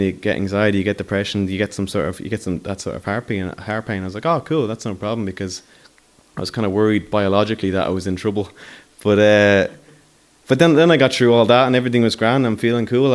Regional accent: Dublin, Leinster, Ireland; I come from Talla.

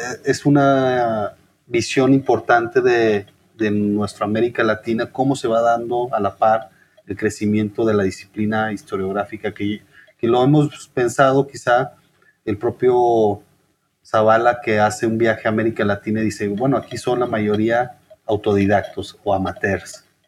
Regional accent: Chihuahua, Mexico; moved away as an adult; also born or lived in Guadalajara / Mexico City / Michoacán; now in Querétaro, Mexico; por lo menos en mi caso como norteño, quizás que el norteño es muy particular, ¿no? Esa idea de eh, la distancia, el distanciamiento hacia el centro del país. Entonces para mí salirme de Chihuahua

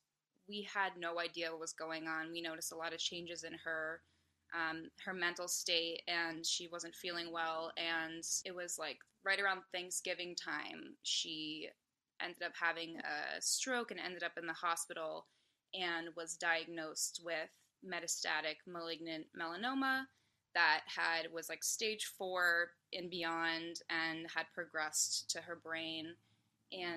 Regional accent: Hopkinton, Massachusetts, United States; also born or lived in Abington, Massachusetts / Nashville; I grew up in Hopkinton, Massachusetts. I now live 30 minutes south of Boston in Abington

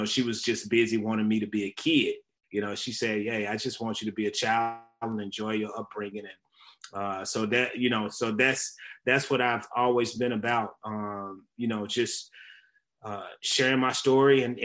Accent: Memphis, Tennessee, United States; I'm a Southern kid. I was born in Memphis.

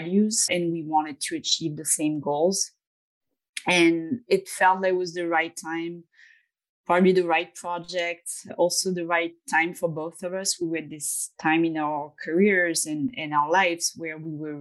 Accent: France; moved away as an adult; now in New York City, United States; We were both French New Yorkers, as you said, for many years in the design world

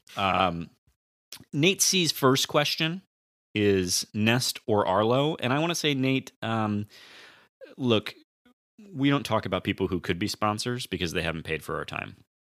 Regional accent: Sacramento, California, United States; moved away as an adult; also born or lived in Santa Rosa, California; now in Michigan, United States; I am originally from Sacramento, California

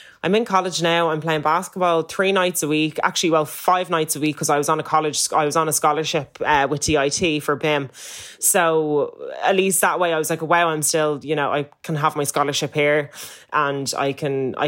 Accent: Ireland; I'm coming from Ireland, which is predominantly white, then going to South Carolina to an all black school

